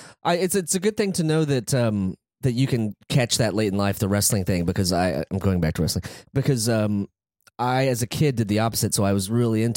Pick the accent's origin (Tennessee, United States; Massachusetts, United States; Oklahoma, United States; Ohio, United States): Ohio, United States; I am older and I'm from Ohio